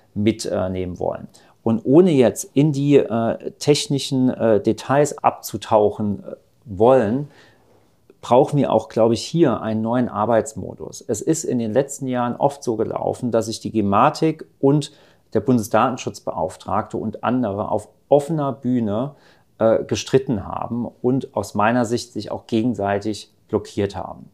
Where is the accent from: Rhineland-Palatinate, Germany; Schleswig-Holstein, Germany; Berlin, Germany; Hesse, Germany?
Rhineland-Palatinate, Germany; in Rheinland-Pfalz, wo ich herkomme